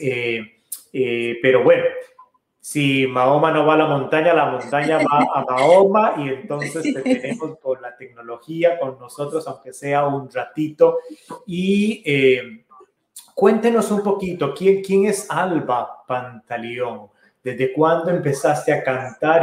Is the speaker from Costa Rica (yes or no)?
yes; Costa Rica; now in Virginia, United States; como buen tico